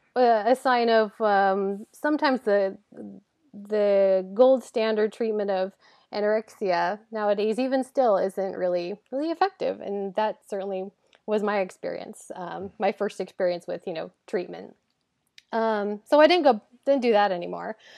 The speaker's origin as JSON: {"language": "English", "town": "Hillsboro", "region": "Oregon", "country": "United States", "tie": "born or raised there", "said": "I grew up in Hillsborough, which is a, a suburb of, of Portland"}